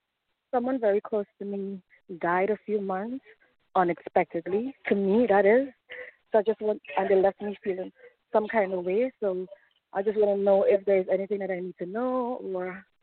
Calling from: New York City, New York, United States; I'm calling from Brooklyn.

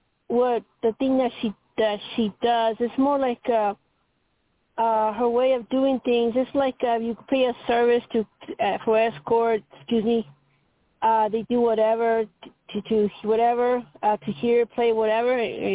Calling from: Colorado, United States; Hi, Toni Greene … from Colorado.

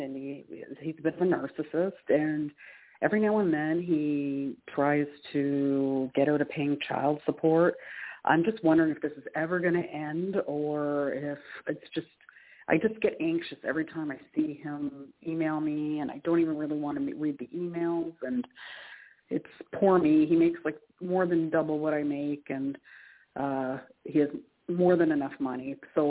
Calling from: Canada; calling from Canada.

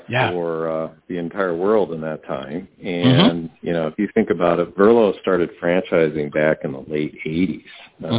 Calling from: Milwaukee, Wisconsin, United States; Calling from Milwaukee, Wisconsin.

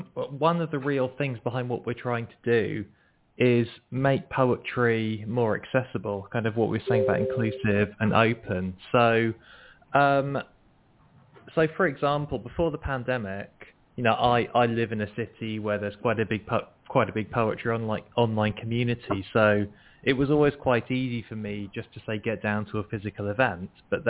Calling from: Nottingham, East Midlands, United Kingdom; From the UK, from Nottingham.

